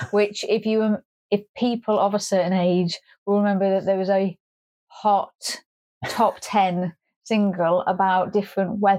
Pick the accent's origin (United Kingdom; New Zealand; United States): United Kingdom; Scotland; I'm a Scottish person.